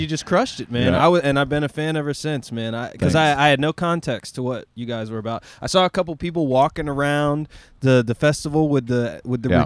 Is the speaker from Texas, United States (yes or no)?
no; Asheville, North Carolina, United States; I grew up in Asheville